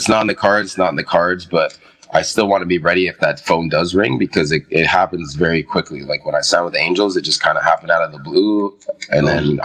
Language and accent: English; Mississauga, Ontario, Canada; I'm still from Mississauga